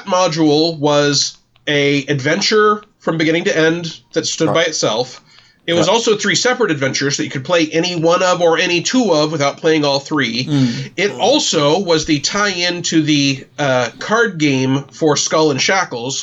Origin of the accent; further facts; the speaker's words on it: Norman, Oklahoma, United States; moved away as an adult; also born or lived in Seattle; move back to my hometown of Norman, Oklahoma